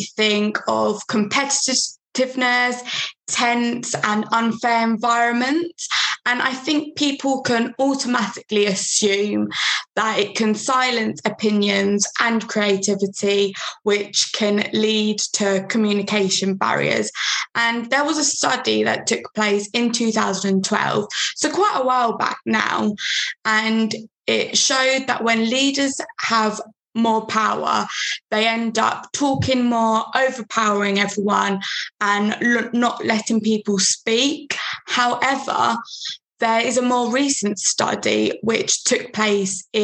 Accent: London, United Kingdom; I'm from London

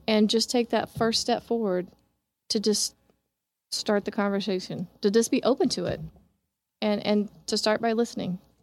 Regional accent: Kansas City, Kansas, United States; I grew up in Kansas City, Kansas, but I was born here on the Missouri side

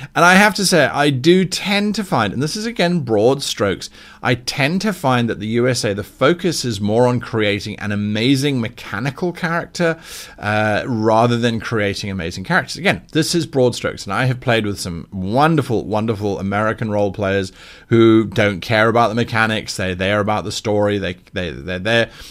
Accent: South Africa; now in United Kingdom; a South African

